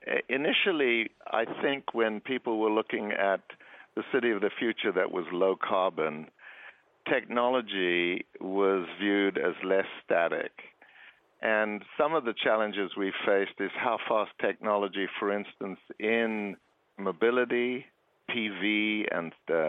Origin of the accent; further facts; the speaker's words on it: Johannesburg, Gauteng, South Africa; I'm originally from Johannesburg.